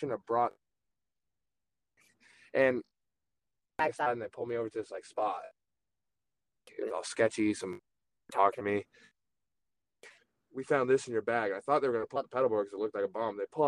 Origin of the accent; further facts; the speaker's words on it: Maine, United States; We grew up in Maine, you know, we hunt, we fish, we do all that.